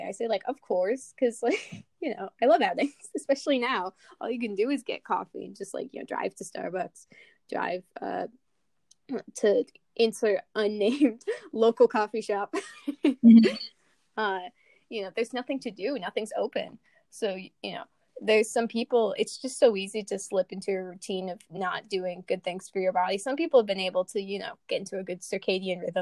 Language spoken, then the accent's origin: English; United States; accent: very American; From our very American accents